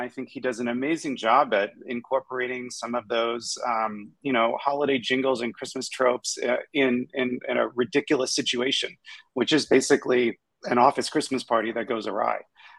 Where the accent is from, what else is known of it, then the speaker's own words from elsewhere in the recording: Kentucky, United States; I'm from Kentucky, so that's sort of where the inspiration is also partially from.